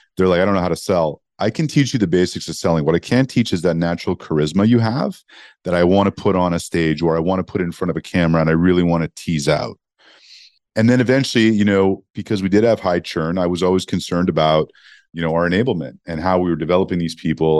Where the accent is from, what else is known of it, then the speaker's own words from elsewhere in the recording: Montreal, Quebec, Canada; moved away; also born or lived in Toronto; growing up in Montreal, Canada